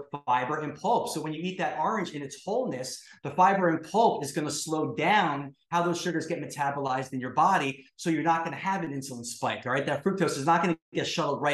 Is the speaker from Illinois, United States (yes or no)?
no; New York City, New York, United States; I'm from New York City where they found Prozac in our drinking water